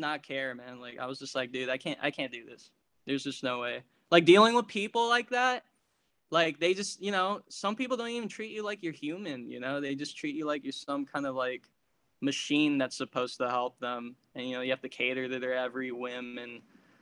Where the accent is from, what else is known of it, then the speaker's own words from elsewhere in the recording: San Francisco, California, United States; also born or lived in Daly City; I was born in San Francisco, born and raised